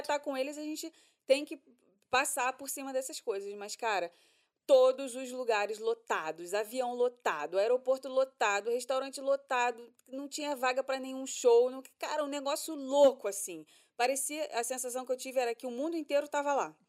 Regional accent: Rio de Janeiro, Brazil; now in Orlando, United States; a gente é carioca, a gente está acostumado com 40 graus na cabeça praticamente o ano todo

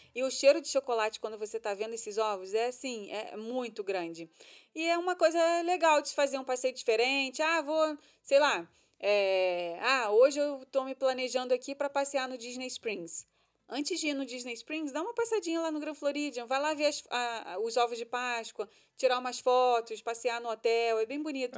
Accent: Rio de Janeiro, Brazil; moved away as an adult; now in Orlando, United States; Nós somos do Rio, a gente já frequentava esse restaurante quando a gente né, morava no Brasil

